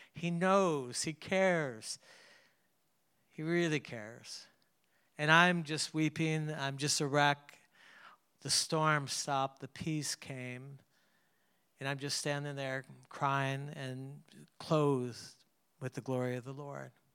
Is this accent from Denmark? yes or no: no; Canada; I grew up in Canada